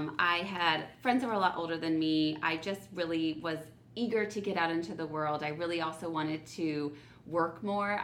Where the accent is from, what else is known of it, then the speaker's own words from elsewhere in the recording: South Bend, Indiana, United States; I'm originally from South Bend, Indiana